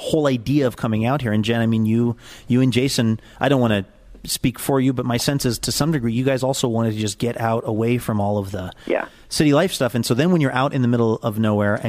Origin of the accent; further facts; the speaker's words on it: Port Townsend, Washington, United States; my hometown